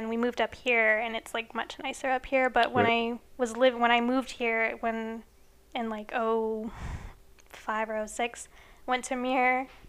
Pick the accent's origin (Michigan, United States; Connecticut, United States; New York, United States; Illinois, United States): Illinois, United States; also born or lived in California / Florida; I was born here in California. I grew up in a small town in the Midwest in Illinois. I spent a little bit of time in Florida and moved back here.